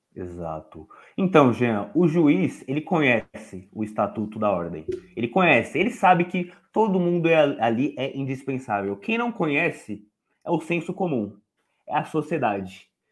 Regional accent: São Paulo, Brazil; eu sou de São Paulo, da Zona Leste, e para quem conhece aqui, sabe que aqui é o buraco, é o esgoto do Estado. E devido a eu ter crescido aqui

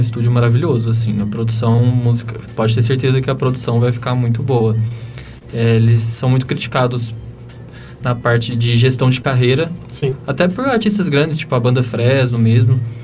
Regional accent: Sacramento, Minas Gerais, Brazil; now in São Paulo, Brazil; eu nasci em Sacramento, Minas Gerais, é lá no interior, na divisa com, São, com o estado de São Paulo, uma cidadezinha de 25 mil habitantes, bem pequenininha

